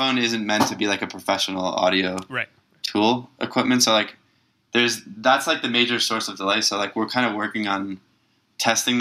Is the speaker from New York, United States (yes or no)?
yes; Long Island, New York, United States; I grew up in Long Island in New York